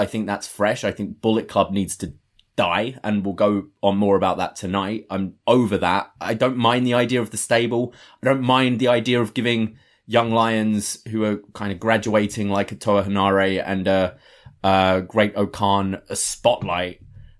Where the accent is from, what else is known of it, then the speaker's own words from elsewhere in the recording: United Kingdom; maybe that comes from being British, so the kind of culture difference isn't so huge.